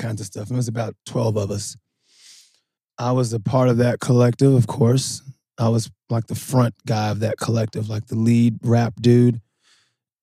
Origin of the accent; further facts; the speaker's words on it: Louisville, Kentucky, United States; I grew up in Louisville